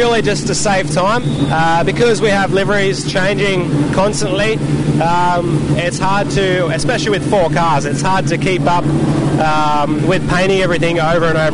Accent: Goulburn, New South Wales, Australia; we grew up in New South Wales near Goulburn, so near Wakefield Park

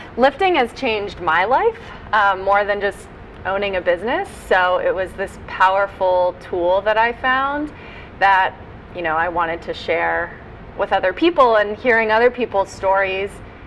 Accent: Bethesda, Maryland, United States; I grew up in Maryland, but DC, coming from Bethesda, the suburbs, is kind of home

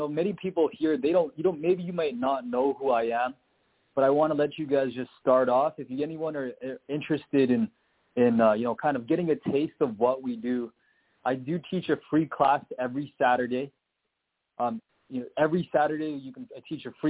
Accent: Canada; I'm Canadian.

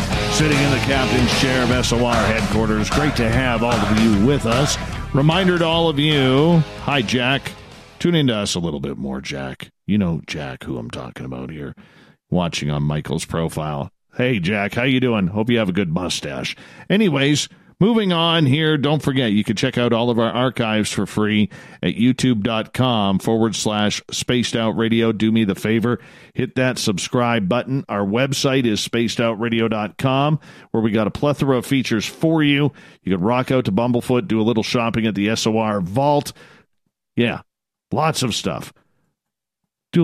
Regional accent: Canada; accent: Canadian; my Canadian accent

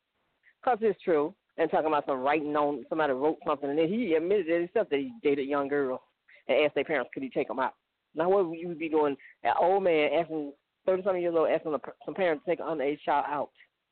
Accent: Montgomery, Alabama, United States; born or raised there

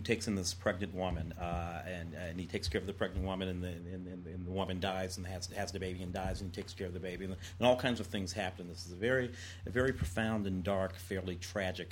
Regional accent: St. Louis, Missouri, United States; growing up in St. Louis

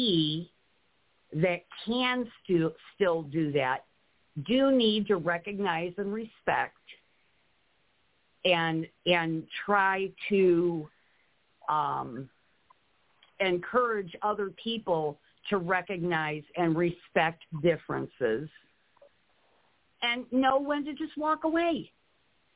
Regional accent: Ohio, United States; I was a child back then, but I remember I grew up in Ohio

